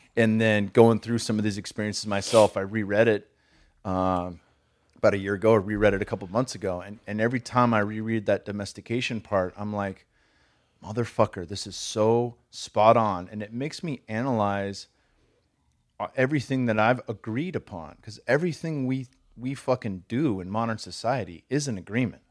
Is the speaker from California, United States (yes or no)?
yes; California, United States; I'm from California